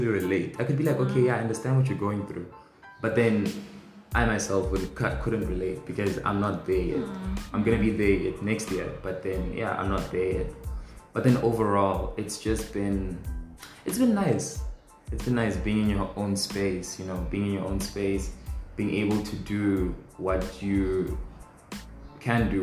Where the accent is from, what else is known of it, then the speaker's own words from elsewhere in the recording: North West, South Africa; Born and raised in the Northwest